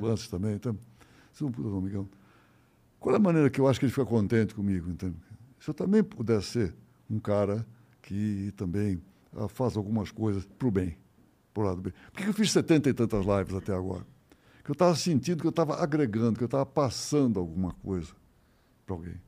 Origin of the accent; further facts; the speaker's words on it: São Paulo, Brazil; Meu pai tinha uma vendinha na Rua Vergueiro, no Paraíso, uma vendinha. Tá? E atrás tinha uma, tinha uma edícula. Eu nunca, isso eu nunca vi, mas pelo menos me conta era um negócio, um quartinho. Né? com cozinha, um banheirinho, mas nada. Eu nasci ali.